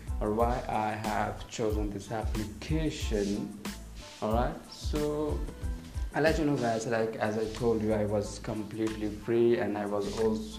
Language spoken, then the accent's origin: English; Chandigarh, India; I'm from India, from Chandigarh